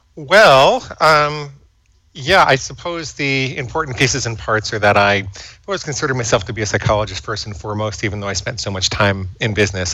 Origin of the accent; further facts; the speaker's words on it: New York City, New York, United States; I grew up in and around New York City